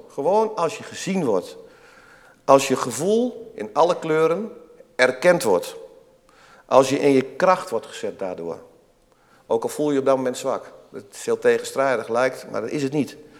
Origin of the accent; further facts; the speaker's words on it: Twente, Overijssel, Netherlands; Ik kom zelf ook uit Tukkenland.